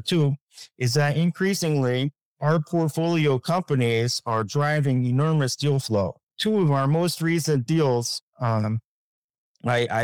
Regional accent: United States; I'm an American

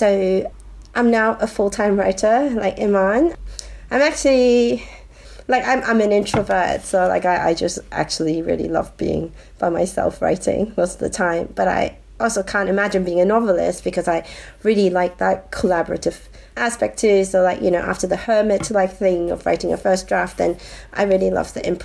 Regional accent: Hong Kong; moved away; I'm originally from Hong Kong

